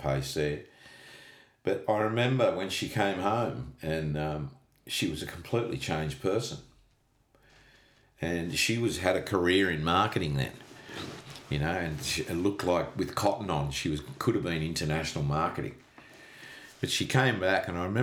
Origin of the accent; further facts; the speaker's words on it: Australia; I'm from Australia